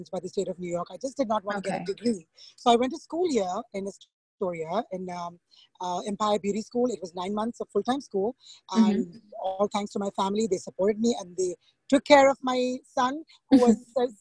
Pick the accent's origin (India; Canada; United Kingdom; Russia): India; moved away as an adult; now in Long Island, United States; I'm from India, so back home in school